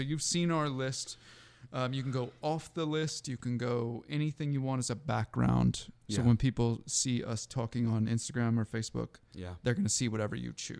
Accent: Seattle, Washington, United States; I grew up in Seattle

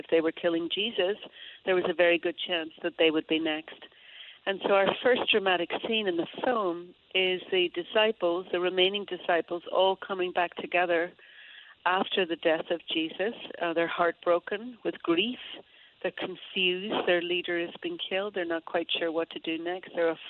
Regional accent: Derry, Northern Ireland, United Kingdom; accent: Derry; But if I was to get on the phone right now with any of my family in Derry, just thinking about Derry, my accent could come back really strong.

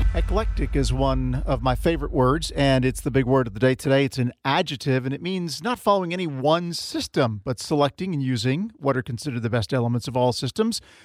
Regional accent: Florida, United States; I grew up in Florida

